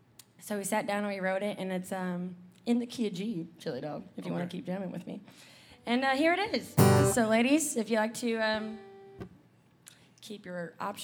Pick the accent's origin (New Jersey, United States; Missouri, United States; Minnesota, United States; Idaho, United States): Missouri, United States; St. Louis; moved away as an adult; now in Nashville, United States; as you said. And I figure we'll kind of start out with a banger. I'm from St. Louis. I've been in Nashville for about 10 years now.